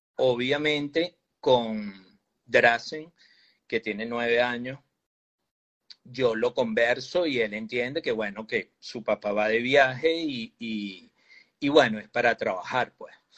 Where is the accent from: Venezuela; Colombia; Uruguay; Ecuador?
Venezuela; nuestro país